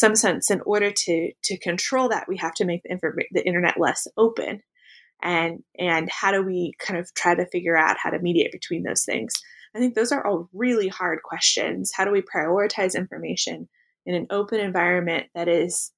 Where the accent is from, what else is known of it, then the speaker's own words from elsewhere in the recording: Pacific Northwest, United States; I grew up in the Pacific Northwest